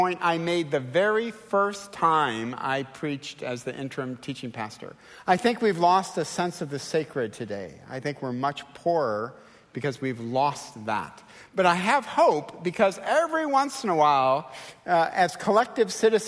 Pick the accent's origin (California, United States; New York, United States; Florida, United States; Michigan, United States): Michigan, United States; Detroit; I'm from Detroit